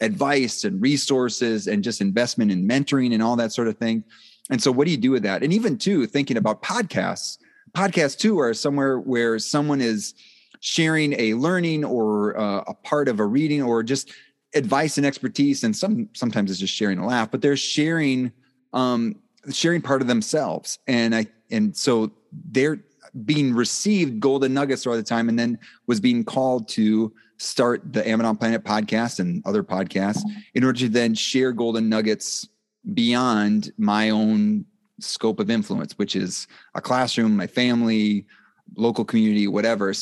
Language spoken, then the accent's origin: English; Black River Falls, Wisconsin, United States; moved away; I was from Black River Falls is where I initially grew up